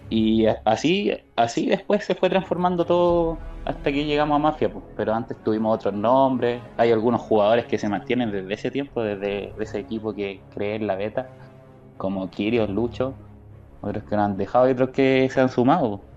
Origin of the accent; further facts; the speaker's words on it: Chile; número uno en cantidad somos chilenos